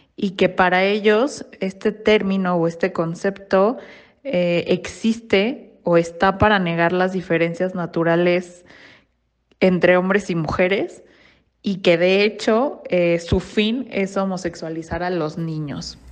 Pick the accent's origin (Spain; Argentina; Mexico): Mexico; soy de México